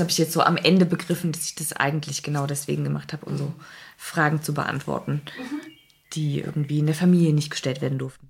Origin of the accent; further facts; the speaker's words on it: East Germany, Germany; Ich komme halt aus dem Osten